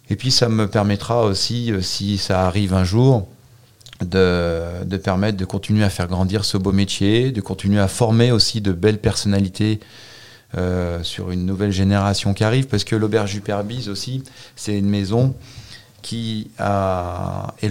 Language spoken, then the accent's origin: French; Auvergne-Rhône-Alpes, France; Euh, je suis un vrai Savoyard.